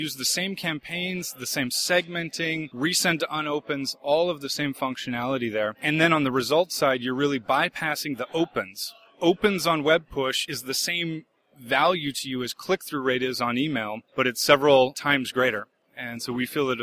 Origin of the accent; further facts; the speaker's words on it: Seattle, Washington, United States; I'm originally from the Seattle, Washington area